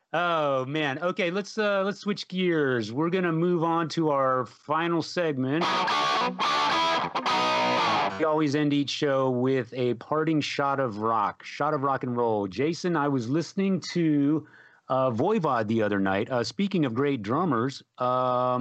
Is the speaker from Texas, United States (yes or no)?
yes; San Antonio, Texas, United States; growing up in San Antonio